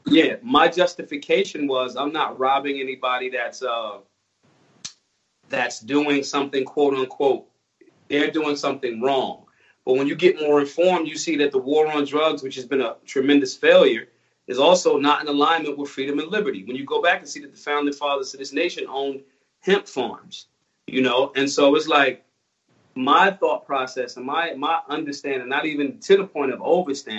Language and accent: English; Philadelphia, Pennsylvania, United States; I'm from Philly